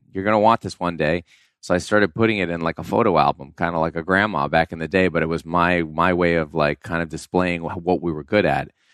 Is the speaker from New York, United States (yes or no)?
yes; New York, United States; I grew up in New York, so I was, like, shoveling driveways